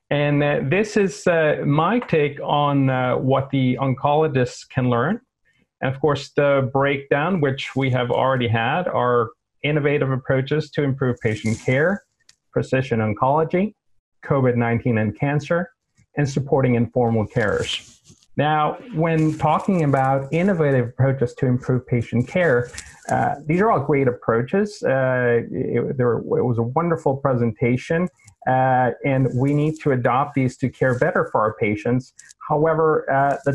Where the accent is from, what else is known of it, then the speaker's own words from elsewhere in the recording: South Texas, United States; moved away as an adult; now in Sweden; South Texas, where I'm from